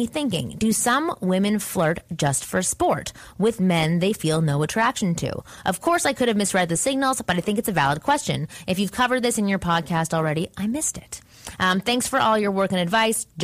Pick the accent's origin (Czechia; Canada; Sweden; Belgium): Canada; moved away; I'm Canadian